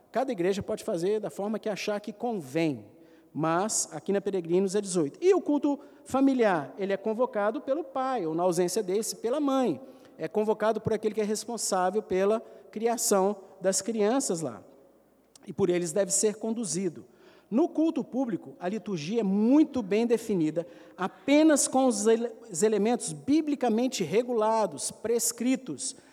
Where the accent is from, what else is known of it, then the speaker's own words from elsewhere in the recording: Brazil; Eu sou brasileiro, tem nada a ver com isso.